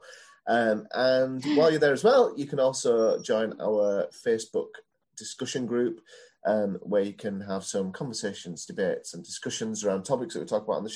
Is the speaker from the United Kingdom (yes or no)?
yes; Yorkshire and the Humber, United Kingdom; I can be described as a Yorkshireman because I was born in Yorkshire and I'm a man.